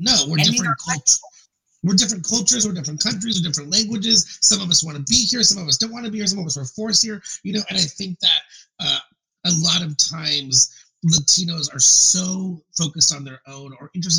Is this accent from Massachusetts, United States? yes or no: no; California, United States; I grew up in California, and I was asked when I was younger if I spoke Mexican